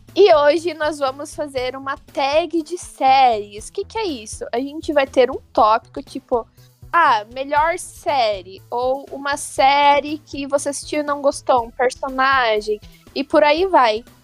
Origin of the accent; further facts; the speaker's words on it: Porto União, Santa Catarina, Brazil; eu sou do interior de Santa Catarina, mais especificamente Porto União